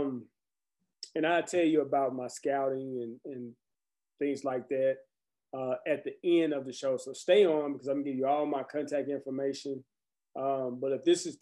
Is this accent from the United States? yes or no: yes; Conway, United States; my hometown in Conway